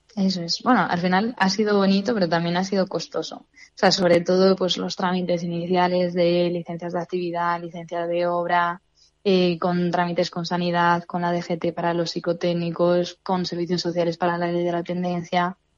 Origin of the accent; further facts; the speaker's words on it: Fuenterrebollo, Castile and León, Spain; mi pueblo